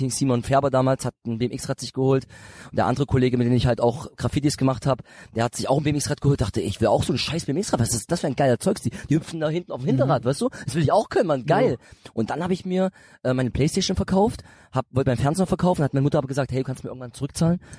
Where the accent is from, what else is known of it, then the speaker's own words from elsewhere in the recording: Bitterfeld, Saxony-Anhalt, Germany; dieses Bitterfeld, wo ich herkomme, das ist mehr so eine so eine Kleinstadt